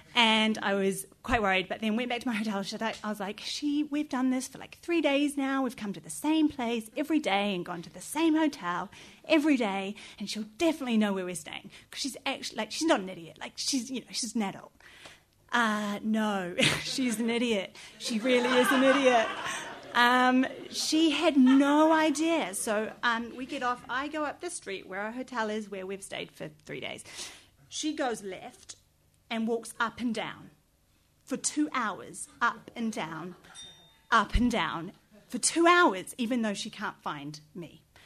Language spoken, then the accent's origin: English; New Zealand; moved away as an adult; now in London, United Kingdom; I'm from New Zealand and I've lived here for over six years. I go home every one to two years